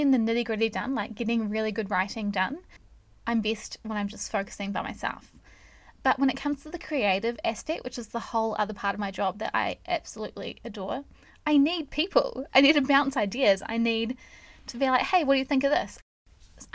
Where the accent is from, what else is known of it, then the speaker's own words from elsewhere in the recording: New Zealand; I am not American, I am a Kiwi